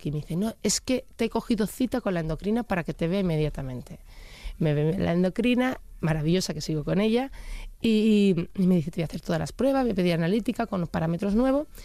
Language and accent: Spanish; Germany; yo me hago una analítica al año porque yo soy alemana